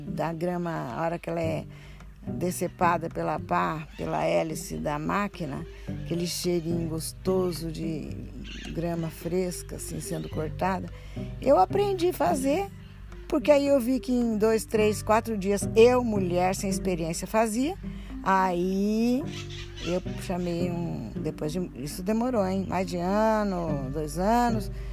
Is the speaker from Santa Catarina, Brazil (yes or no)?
no; Lins, São Paulo, Brazil; born or raised there